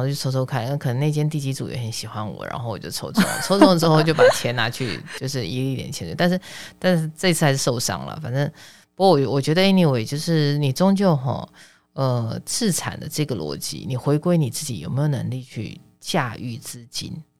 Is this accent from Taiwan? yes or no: yes; Taiwan; 因为股票股，我台湾人，你看啊